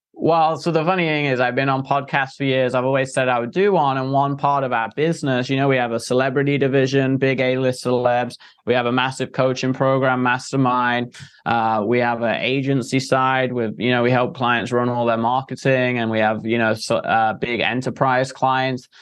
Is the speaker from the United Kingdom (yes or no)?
yes; England, United Kingdom; moved away; I came from England, very Victorian, like old times